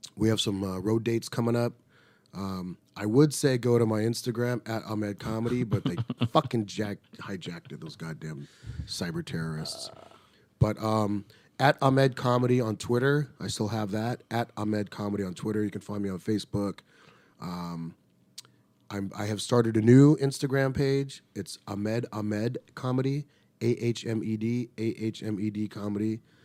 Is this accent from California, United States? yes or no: yes; Riverside, California, United States; I grew up in Riverside, California